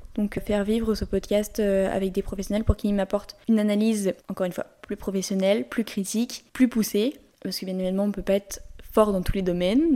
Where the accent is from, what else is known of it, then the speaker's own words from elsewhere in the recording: Lyon, Auvergne-Rhône-Alpes, France; je suis lyonnaise